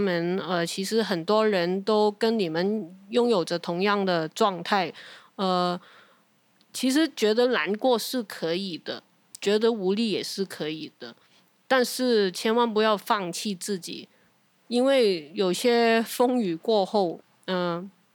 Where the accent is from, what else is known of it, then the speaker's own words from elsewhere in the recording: Hong Kong; now in Taiwan; 我们作为香港人本来的一个，呃，心路历程